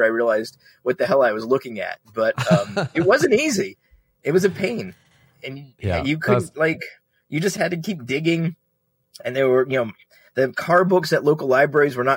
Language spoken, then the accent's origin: English; United States; growing up in America in the 70s and 80s